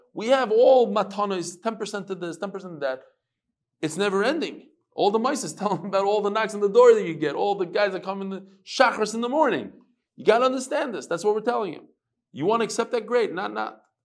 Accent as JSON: {"language": "English", "country": "United States", "moved": "yes", "lives_now": "Israel", "said": "we're American"}